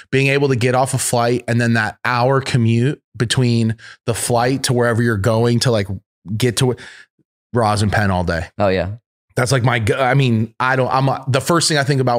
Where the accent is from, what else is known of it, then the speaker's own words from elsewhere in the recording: Arkansas, United States; Where'd you grow up? Arkansas originally. So Arkansas.